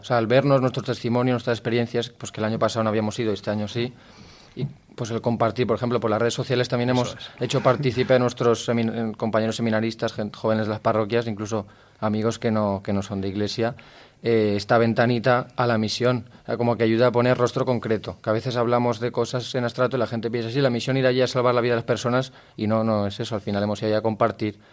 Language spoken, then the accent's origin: Spanish; Gandia, Valencian Community, Spain; tengo 22 años, soy de Gandía